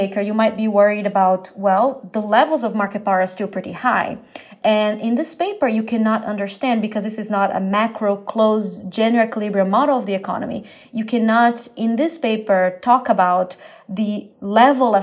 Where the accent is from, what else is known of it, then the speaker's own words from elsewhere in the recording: Brazil; moved away; growing up in Brazil